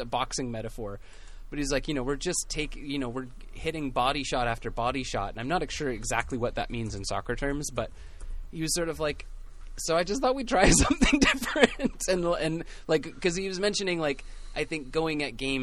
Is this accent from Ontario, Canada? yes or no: no; Pacific FC's home, British Columbia, Canada; It's my hometown